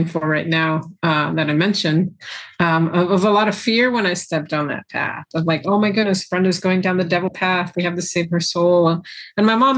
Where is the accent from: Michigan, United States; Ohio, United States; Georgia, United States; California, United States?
California, United States; Daly City; now in San Leandro, United States; me and my brother and sister were born and raised here in California, in Northern California, in Daly City